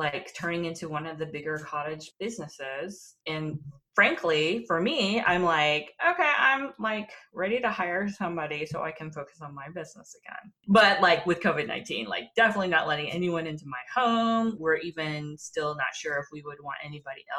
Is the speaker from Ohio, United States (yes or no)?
no; Texas, United States; moved away as an adult; also born or lived in Washington, D.C.; my heritage is Korean, but I was born and raised in Texas